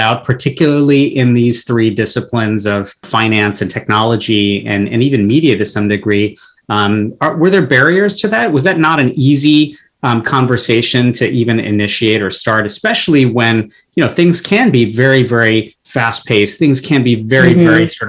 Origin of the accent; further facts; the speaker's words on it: United States; I'm Bengali American. I'm married to someone who's Bengali, or my partner is.